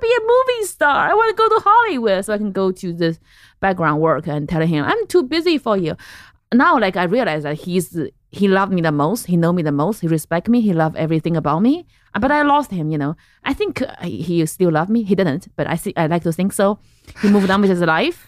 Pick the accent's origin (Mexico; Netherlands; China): China; central China; English is a second language; moved away as an adult; also born or lived in Lexington, Kentucky; I grew up in central China, in this little city by the mountain